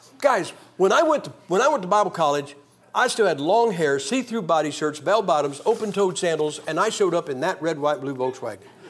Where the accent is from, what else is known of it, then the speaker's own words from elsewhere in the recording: Massillon, Ohio, United States; moved away as an adult; Massillon, Ohio, my hometown